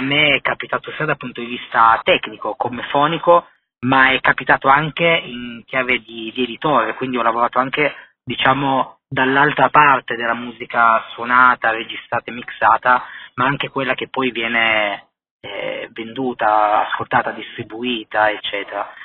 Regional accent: Turin, Piedmont, Italy; io sono di Torino, sono legato profondamente a tutto quello che è la cultura musicale creativa della mia città. Fortunatamente, appunto, sono cresciuto in questo ambiente

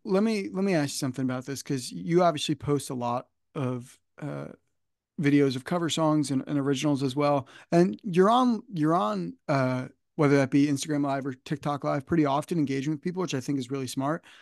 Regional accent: United States; I'm just outside New York City

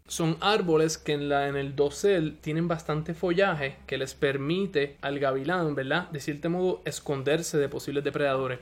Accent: Puerto Rico; en Puerto Rico, en donde, en donde yo nací, en donde yo me crié

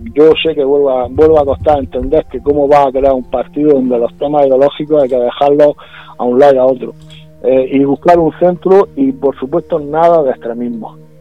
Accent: Puerto Lumbrera, Region of Murcia, Spain; yo soy de Puerto Lumbrera, yo soy lumbrerense, yo soy de Murcia, soy murciano

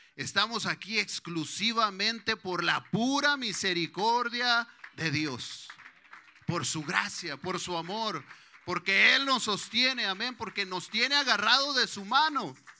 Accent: Mexico; now in United States; La mayoría creo que somos mexicanos

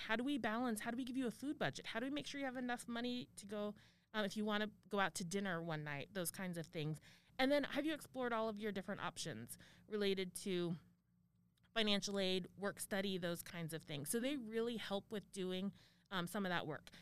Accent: Arizona, United States; moved away; I grew up in Arizona

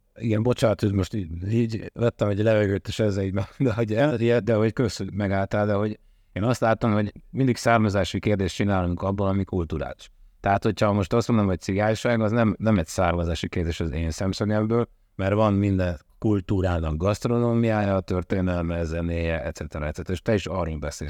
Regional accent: Hungary; attól vagyok én magyar, hogy én itt születtem, itt szocializálódtam

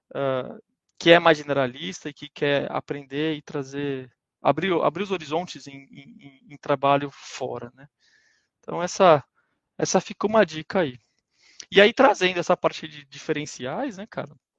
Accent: Brazil; moved away as an adult; also born or lived in Germany; nós como brasileiros

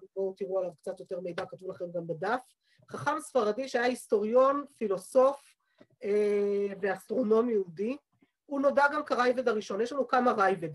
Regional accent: Jerusalem, Jerusalem District, Israel; בעיר העתיקה, איפה שגדלתי, יש בית כנסת קראי עד היום

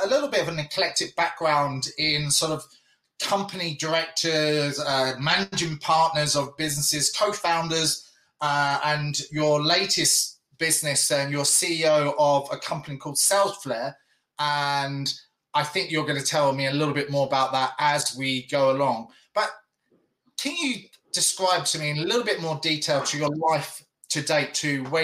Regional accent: England, United Kingdom; I'm English

